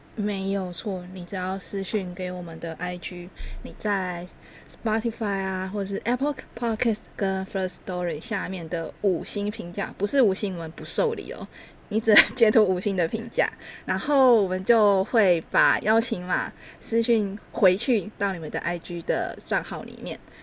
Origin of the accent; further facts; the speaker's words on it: Taichung, Taiwan; 因为我是台中人